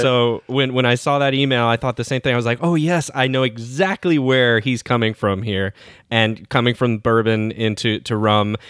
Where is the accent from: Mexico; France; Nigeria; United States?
United States; Miami, Florida; I'm from Miami, and we don't always count that as a part of Florida